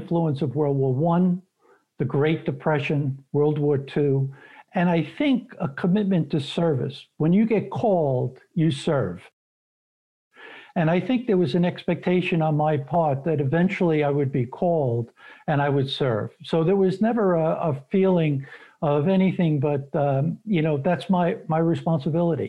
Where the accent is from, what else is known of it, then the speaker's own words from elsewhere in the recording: New York City, New York, United States; moved away as an adult; I was born and raised in Brooklyn and lived there for many years before I moved out of the city. But I'm a Brooklyn kid